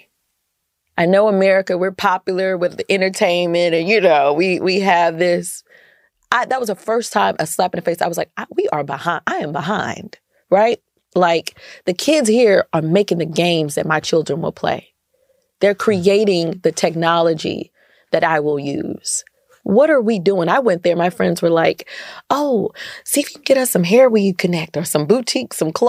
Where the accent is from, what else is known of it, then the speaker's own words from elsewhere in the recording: United States; I'm American